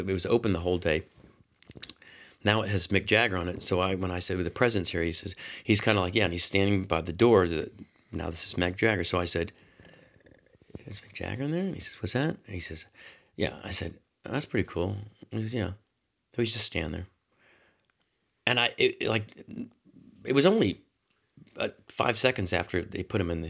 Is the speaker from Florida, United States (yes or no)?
yes; Orlando, Florida, United States; I grew up in Orlando